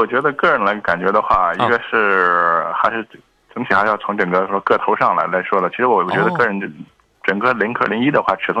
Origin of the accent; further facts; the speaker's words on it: Gansu, China; 我的老家确实是大西北的，但是不是济南这个天桥大西北啊？